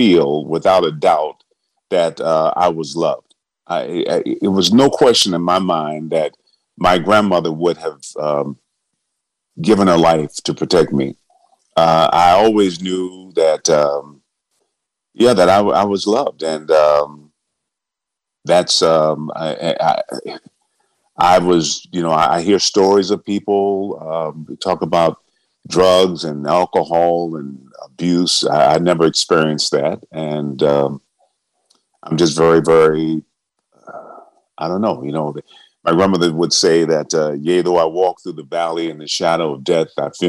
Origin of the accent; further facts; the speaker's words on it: Benton Harbor, Michigan, United States; I was born in Benton Harbor, Michigan, which is directly across Lake Michigan from Chicago, a small town, one of the poorest towns in America